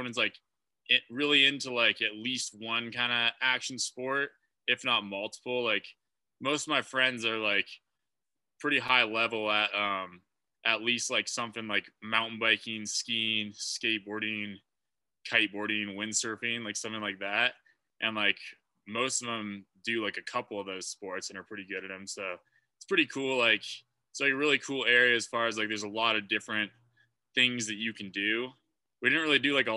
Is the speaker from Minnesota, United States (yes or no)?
no; Hood River, Oregon, United States; moved away as an adult; also born or lived in Salt Lake City, Utah; now in Littleton, United States; I'm from Hood River, Oregon originally, and I've lived there like most of my life